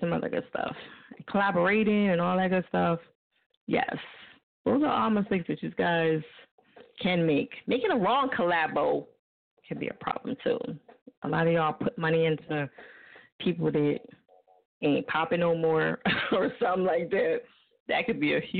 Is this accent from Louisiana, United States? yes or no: no; New Jersey, United States; now in Philadelphia, United States; I live in Philly. I live in Philly. I'm from Jersey